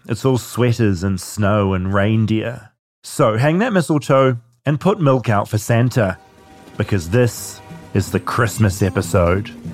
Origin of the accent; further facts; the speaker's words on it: New Zealand; moved away as an adult; also born or lived in Auckland, New Zealand / Bethlehem, New Zealand; now in United States; growing up in New Zealand